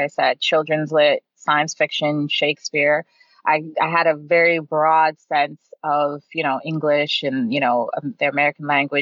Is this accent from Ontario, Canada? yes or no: yes; Toronto, Ontario, Canada; also born or lived in Detroit, Michigan, United States; I moved here at a very young age. So I was raised here pretty much most of my life